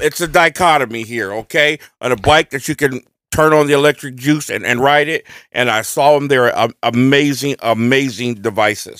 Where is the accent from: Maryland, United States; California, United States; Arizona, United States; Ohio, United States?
Ohio, United States; We are from Ohio